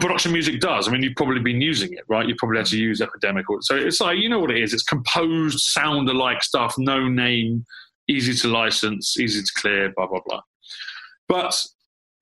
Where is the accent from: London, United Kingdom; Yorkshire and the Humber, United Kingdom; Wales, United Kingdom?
London, United Kingdom; also born or lived in New York / Los Angeles; I'm born and raised in London